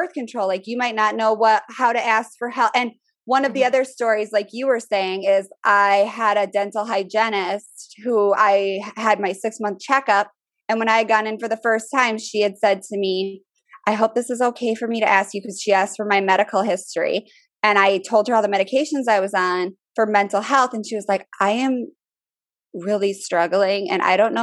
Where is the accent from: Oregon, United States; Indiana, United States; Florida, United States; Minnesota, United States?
Minnesota, United States; moved away as an adult; now in Richmond, United States; I'm from Minnesota. People are a lot more open with this stuff where I'm from. Now I'm in the South. Richmond is considered the South